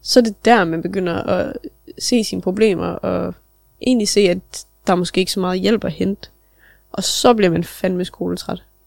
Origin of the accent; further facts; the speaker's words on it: Nibe, North Denmark Region, Denmark; Selvfølgelig er vi opvokset i Nibe